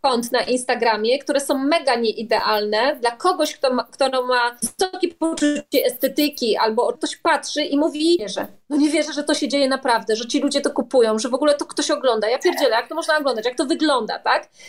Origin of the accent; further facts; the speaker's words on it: Silesian Voivodeship, Poland; accent: Silesian dialect; jestem ze Śląska, w związku z czym ten dialekt śląski czasami mi się tam włącza